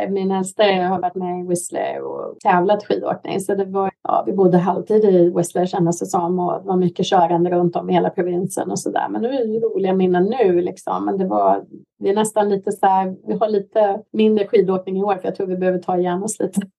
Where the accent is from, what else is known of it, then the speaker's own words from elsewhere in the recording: Värmland, Sweden; det är speciellt att vara värmlänning. Man är född och uppvuxen i Värmland. Vi längtar alltid hem.